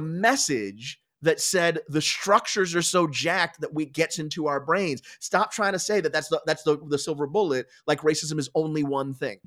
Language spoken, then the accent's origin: English; Philadelphia, Pennsylvania, United States; I was born in Philadelphia. I grew up just outside in the burbs